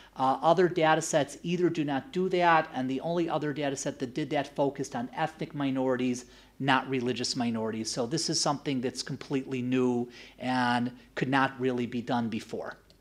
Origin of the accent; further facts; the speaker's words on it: United States; moved away; I am originally from the US